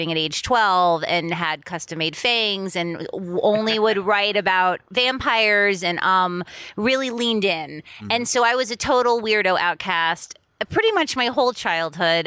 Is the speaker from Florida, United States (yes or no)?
yes; Miami Beach, Florida, United States; moved away as an adult; also born or lived in Boston, Massachusetts; now in Los Angeles, United States; I'm in Miami. I grew up on South Beach